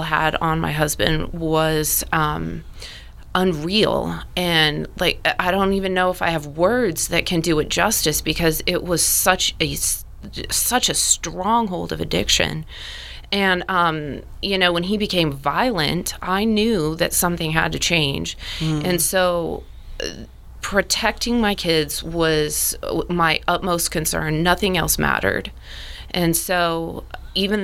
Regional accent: Colorado Springs, Colorado, United States; moved away as an adult; also born or lived in Fountain, Colorado; I'm from the Springs. I'm from the West Side.

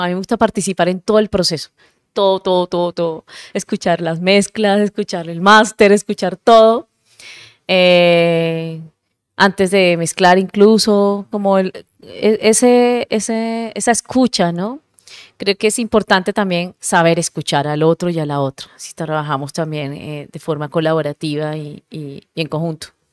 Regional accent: Cartagena, Bolívar, Colombia; yo soy de Cartagena

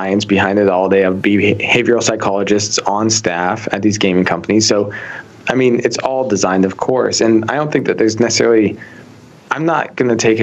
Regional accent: Canada; moved away; my hometown back in Canada

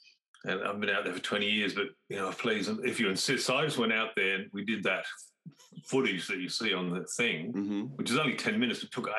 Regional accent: Tasmania, Australia; moved away as an adult; also born or lived in Canberra; I grew up in Tasmania

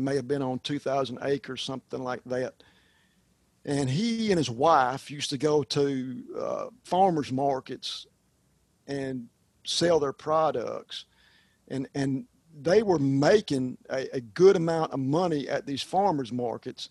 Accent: United States; as an American

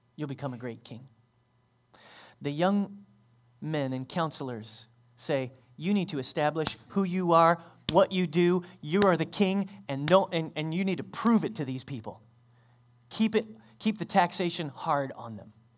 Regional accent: United States; We, as American Christians

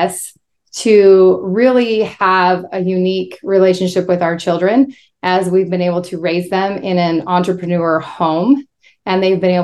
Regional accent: Spokane, Washington, United States; I was raised in Spokane, Washington

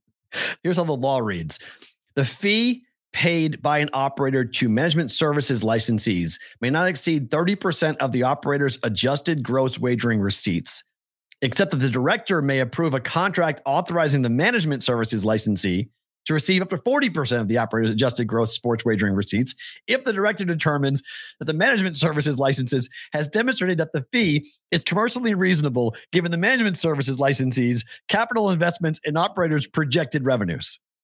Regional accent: Massachusetts, United States; We're from Massachusetts.

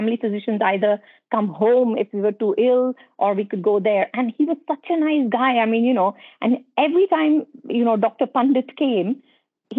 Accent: Ahmedabad, Gujarat, India; moved away as an adult; now in United Kingdom; I actually was born and brought up in India, in Western India, in a place called Gujarat, state of Gujarat in Ahmedabad

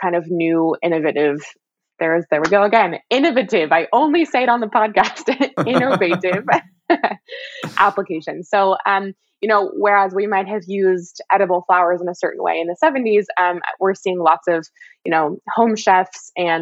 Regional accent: California, United States; I grew up in California with a Meyer lemon tree.

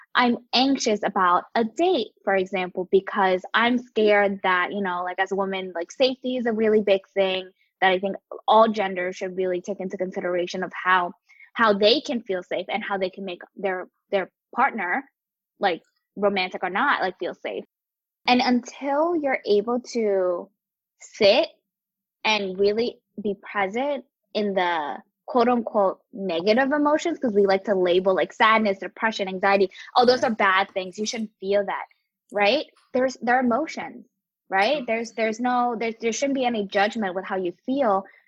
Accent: Atlantic City, New Jersey, United States; also born or lived in Camden, New Jersey; I was born in Camden, grew up in Atlantic City, and and was able to like work in New York uh, and throughout Jersey and and Philadelphia

